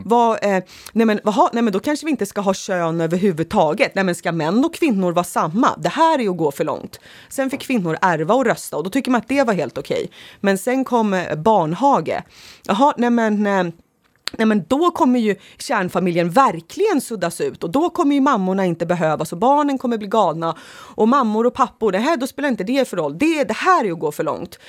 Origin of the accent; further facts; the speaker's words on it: Sorunda, Stockholm County, Sweden; I ett sånt område växte jag upp